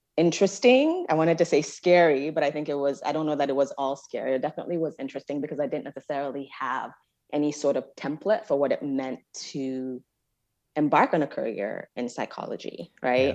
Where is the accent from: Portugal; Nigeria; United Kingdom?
Nigeria; Jos, Plateau; moved away; growing up in Nigeria, I was sort of in a I sort of an un-, unusual educational experience where my parents moved me in sixth grade to an American missionary school